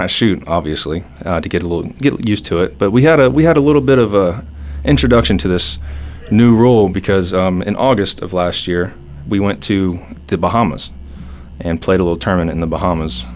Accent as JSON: {"language": "English", "town": "Atlanta", "region": "Georgia", "country": "United States", "said": "I'm from Georgia, Atlanta"}